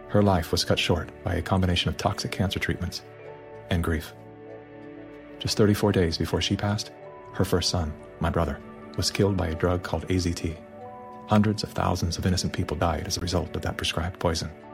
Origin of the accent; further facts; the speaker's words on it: California, United States; I was raised in California by a single mom who did her best to care for four children on her own